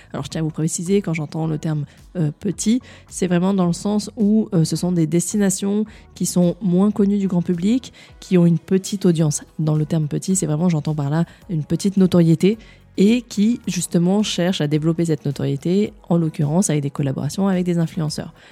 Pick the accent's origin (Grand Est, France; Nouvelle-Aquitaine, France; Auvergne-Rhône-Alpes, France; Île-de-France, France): Auvergne-Rhône-Alpes, France; Grenoble; à Grenoble, ma ville natale